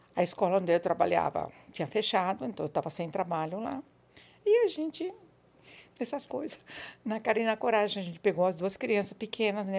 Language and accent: Portuguese; Buenos Aires, Argentina; Portuguese is a second language; moved away as an adult; now in São Paulo, Brazil; Eu nasci na Argentina, em Buenos Aires.